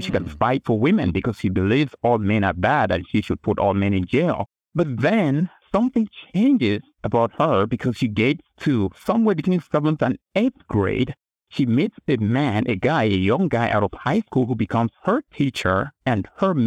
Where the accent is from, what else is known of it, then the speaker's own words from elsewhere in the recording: Cameroon; English is a second language; now in United States; I grew up in Cameroon in West Africa, and I just learned English in school, and my first language is a different language